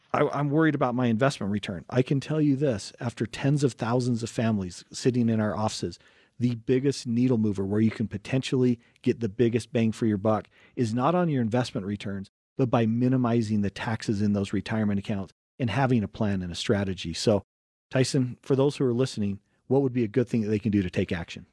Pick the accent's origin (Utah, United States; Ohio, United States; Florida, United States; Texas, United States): Utah, United States; Wasatch Front; we grew up in, in Utah, and, um, we grew up right on the Wasatch Front.